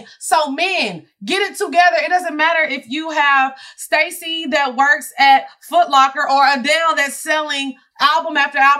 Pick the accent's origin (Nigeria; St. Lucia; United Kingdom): Nigeria; Y'all know I'm Nigerian.